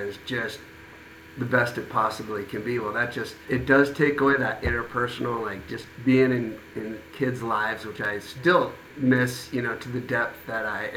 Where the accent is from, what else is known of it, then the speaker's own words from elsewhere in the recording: Midwest, United States; now in San Juan Capistrano, United States; I grew up in the Midwest